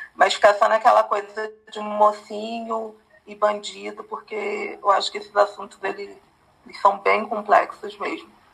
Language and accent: Portuguese; Rio de Janeiro, Brazil; moved away; also born or lived in São Paulo; estava no Rio, eu sou do Rio